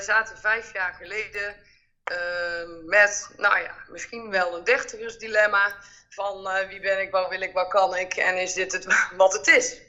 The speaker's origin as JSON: {"language": "Dutch", "region": "North Brabant", "country": "Netherlands", "accent": "Brabant", "said": "wij komen allebei uit Brabant en dat hoor je natuurlijk ook wel."}